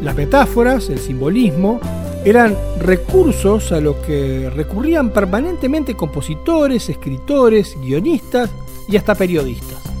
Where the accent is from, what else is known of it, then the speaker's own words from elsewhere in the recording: Uruguay; no somos ni argentinos ni brasileños